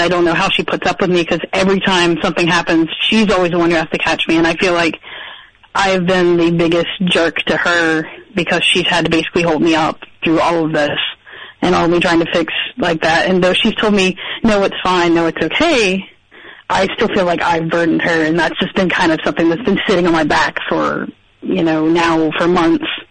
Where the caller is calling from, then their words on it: Cary, North Carolina, United States; I'm calling from Cary, North Carolina